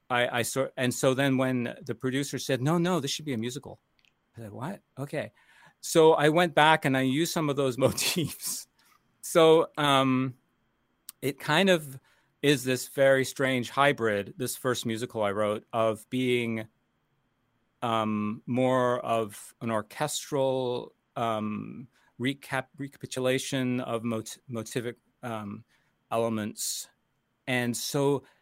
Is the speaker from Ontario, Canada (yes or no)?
yes; Toronto, Ontario, Canada; also born or lived in United States; I'm Canadian and American, um, but I started in Canada as um, really studying as a youngster um, classical composition at uh, the Royal Conservatory in Toronto